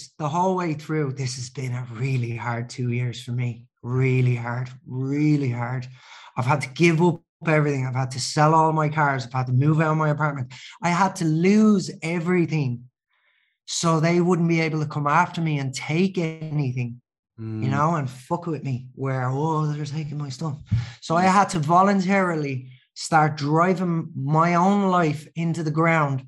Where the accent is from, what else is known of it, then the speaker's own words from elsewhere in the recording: Ireland; I'm Irish